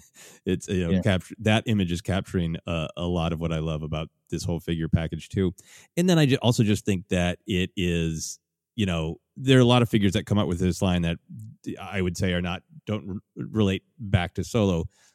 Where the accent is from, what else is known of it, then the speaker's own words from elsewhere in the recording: Minnesota, United States; growing up in Minnesota, a cold place